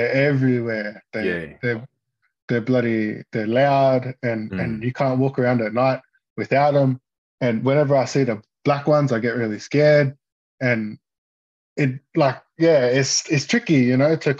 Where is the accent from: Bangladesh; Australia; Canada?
Australia; Toowoomba, Queensland; I'm from Toowoomba